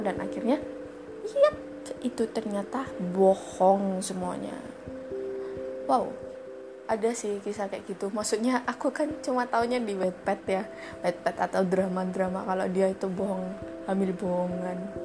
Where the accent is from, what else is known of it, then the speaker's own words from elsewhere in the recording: Surabaya, East Java, Indonesia; accent: medok; aku asli, gak asli sih, aku asalnya Su-, asalnya Surabaya.